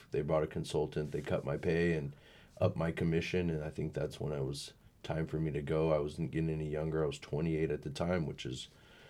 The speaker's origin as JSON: {"language": "English", "town": "Sacramento", "region": "California", "country": "United States", "tie": "born or raised there", "also_born_or_lived": "Elk Grove, California / Menlo Park, California", "said": "I'm Sacramento native. I grew up in South Sacramento. Went to high school in Elk Grove in Laguna."}